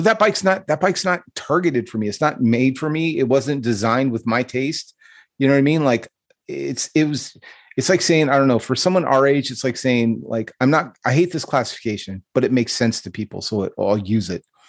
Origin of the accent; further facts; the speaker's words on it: Stockton, California, United States; Growing up in Stockton, you, like, I don't think it's any secret that it is a rough place to live, and it's a rough place to grow up